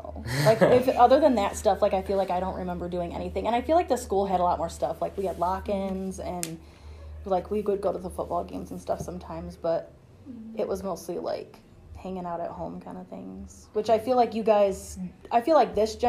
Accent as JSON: {"language": "English", "town": "Port Clinton", "region": "Ohio", "country": "United States", "tie": "born or raised there", "said": "I grew up in Port Clinton"}